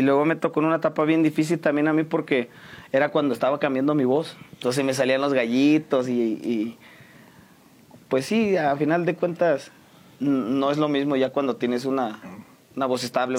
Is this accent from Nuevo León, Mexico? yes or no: no; San Juan del Río, Querétaro, Mexico; De aquí de San Juan del Río, orgullosamente sanjuanense